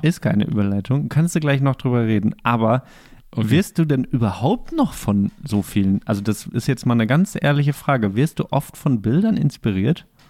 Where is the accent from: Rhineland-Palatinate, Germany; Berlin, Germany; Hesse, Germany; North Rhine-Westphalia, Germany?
North Rhine-Westphalia, Germany; Bochum; now in Greifswald, Germany; in Bochum, wo ich herkomme